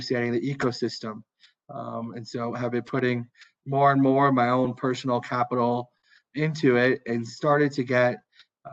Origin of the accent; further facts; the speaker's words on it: Minnesota, United States; moved away as an adult; also born or lived in California / New York; I'm originally from the US. I grew up in Minnesota, but went to school in California.